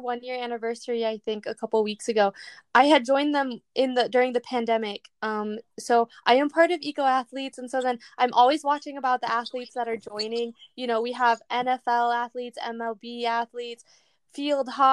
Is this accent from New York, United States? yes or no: no; Michigan, United States; now in San Diego, United States; I grew up, I'm from Michigan. I grew up like on the right next to this river, like in the woods.